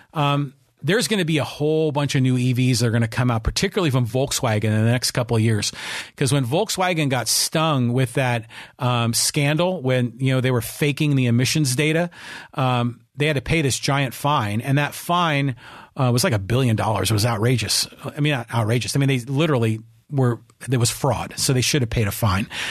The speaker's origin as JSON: {"language": "English", "area": "Bay Area", "region": "California", "country": "United States", "tie": "born or raised there", "also_born_or_lived": "San Francisco", "moved": "yes", "lives_now": "Poway, United States", "said": "I grew up in the Bay Area. I was born in San Francisco"}